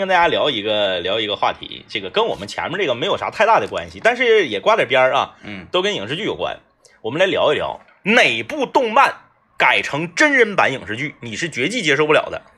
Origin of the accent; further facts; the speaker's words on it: Changchun, Jilin, China; 我们是东北人